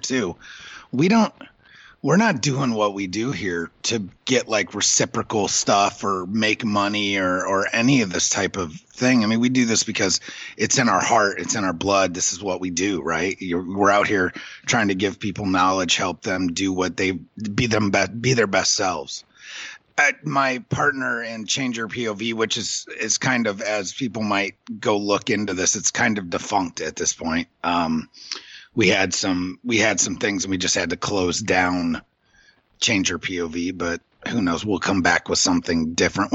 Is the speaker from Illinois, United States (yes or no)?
yes; Illinois, United States; now in New York, United States; grew up in Illinois